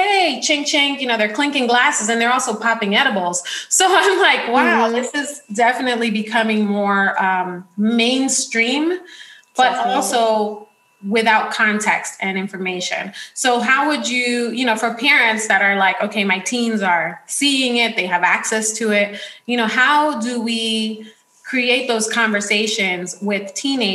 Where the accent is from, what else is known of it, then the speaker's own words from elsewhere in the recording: New York City, New York, United States; now in California, United States; I grew up in the Bronx.